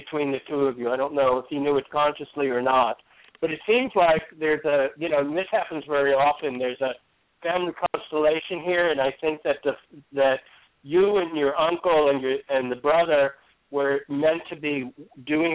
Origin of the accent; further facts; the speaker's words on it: New York, United States; also born or lived in St. Petersburg, Florida / Hollywood, Florida / New Jersey; now in Arkansas, United States; I'm from New York originally